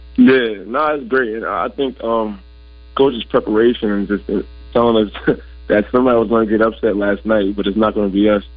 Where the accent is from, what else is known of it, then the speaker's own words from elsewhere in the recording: New Jersey, United States; I'm from North Southern Jersey, North Jersey. Like I'll say about like 15 minutes away from New York City.